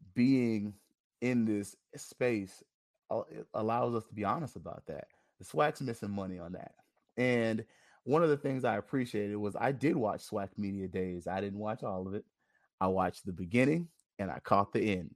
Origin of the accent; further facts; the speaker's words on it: Tallahassee, Florida, United States; I'm just from Tallahassee, born and bred